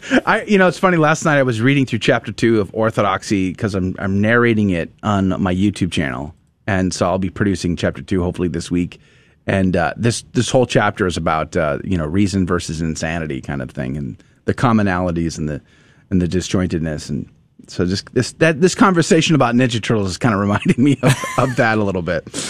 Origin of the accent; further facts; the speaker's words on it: San Antonio, Texas, United States; I grew up in San Antonio, most Hispanic city in, in America